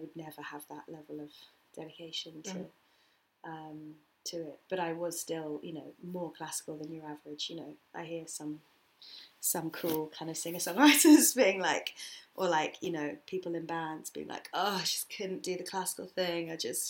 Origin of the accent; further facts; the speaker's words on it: United Kingdom; and I'm like, British. So I'm not English, yeah, so it still sounds like me, obviously.